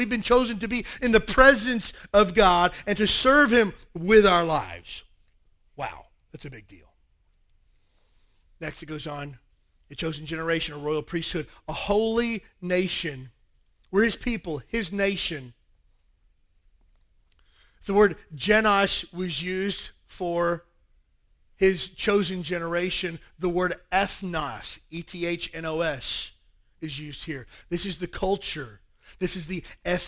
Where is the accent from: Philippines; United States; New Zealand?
United States; the South; moved away; I'm originally from the South